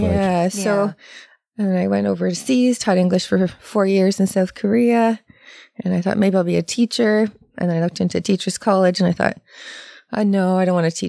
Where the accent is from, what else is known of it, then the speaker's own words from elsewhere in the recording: Sarnia, Ontario, Canada; now in Toronto, Canada; I'm from Sarnia. I haven't been here in Toronto for too long, 11, 12 years